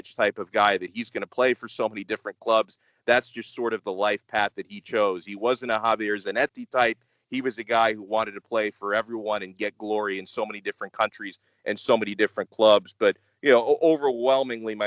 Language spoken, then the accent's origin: English; United States; I grew up in the United States